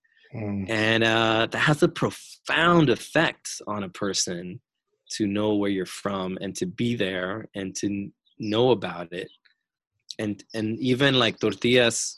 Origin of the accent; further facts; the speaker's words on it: Arizona, United States; I am from Arizona.